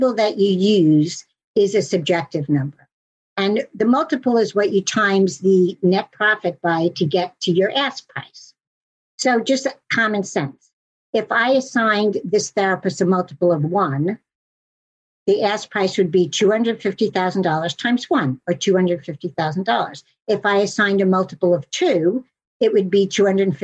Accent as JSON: {"language": "English", "town": "New York City", "region": "New York", "country": "United States", "said": "although I am a New Yorker"}